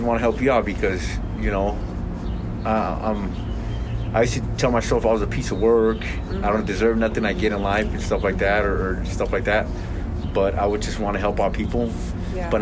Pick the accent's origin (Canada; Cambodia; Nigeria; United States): United States; Elko, Nevada; also born or lived in Los Angeles, California; now in Salt Lake City, United States; when I grew up in Elko, Nevada, me and my native brothers